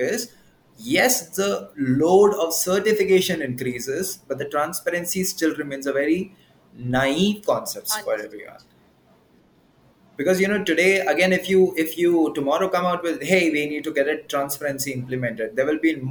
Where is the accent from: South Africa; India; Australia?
India; I'm an Indian